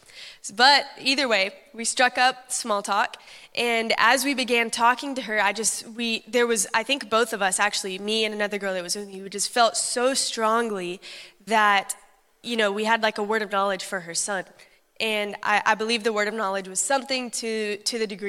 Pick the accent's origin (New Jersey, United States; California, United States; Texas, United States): Texas, United States; I'm from Texas